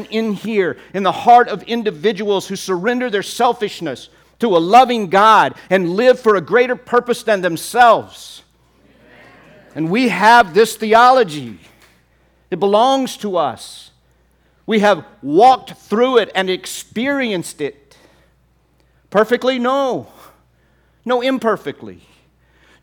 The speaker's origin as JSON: {"language": "English", "region": "Texas", "country": "United States", "said": "I'm from Texas"}